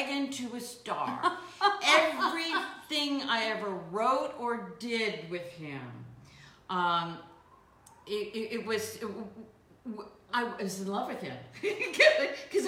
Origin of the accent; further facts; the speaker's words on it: Beverly Hills, California, United States; Well, I grew up in Beverly Hills by osmosis.